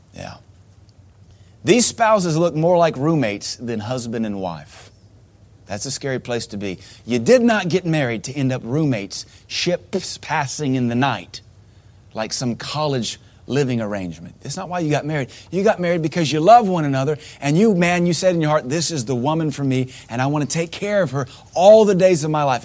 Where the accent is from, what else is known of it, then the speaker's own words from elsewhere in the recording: United States; growing up in America